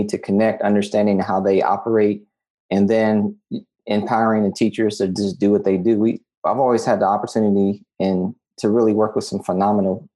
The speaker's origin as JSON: {"language": "English", "town": "Columbus", "region": "Ohio", "country": "United States", "tie": "born or raised there", "said": "I'm born and raised Columbus, Ohio, through Columbus City Schools."}